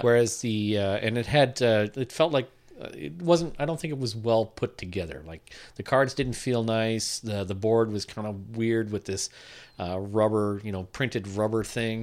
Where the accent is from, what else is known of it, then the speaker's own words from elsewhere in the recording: Sault Ste. Marie, Ontario, Canada; I'm from the Sioux